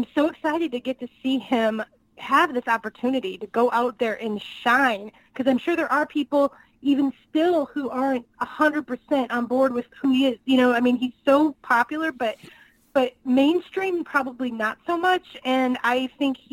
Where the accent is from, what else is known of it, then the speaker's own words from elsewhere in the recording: Northwest Indiana, United States; now in Kansas City, United States; I'm originally from Northwest Indiana